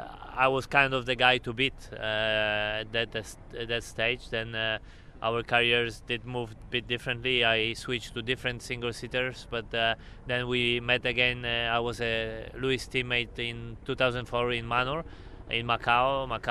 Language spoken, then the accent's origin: English; Krakow, Lesser Poland, Poland; center of the town where I was born in Krakow